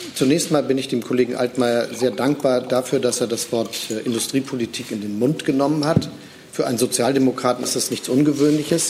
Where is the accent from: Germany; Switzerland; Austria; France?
Germany; als Deutsche